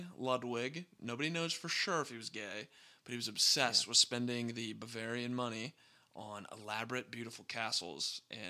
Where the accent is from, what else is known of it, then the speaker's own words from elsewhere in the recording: United States; as an American